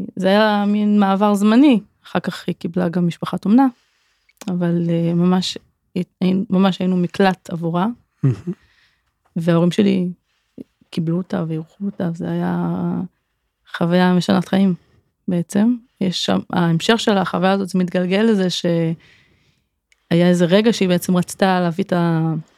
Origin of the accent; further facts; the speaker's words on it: Kfar Saba, Central District, Israel; moved away as an adult; also born or lived in Elah Valley; now in Sarigim, Israel; אני גרה בעמק האלה כבר יותר מעשור, גדלתי בכפר סבא